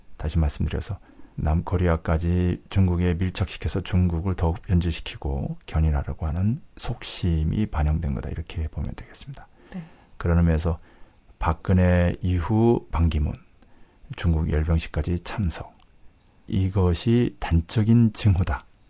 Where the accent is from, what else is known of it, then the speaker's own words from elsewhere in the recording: South Korea; moved away; 남쪽에서 자라서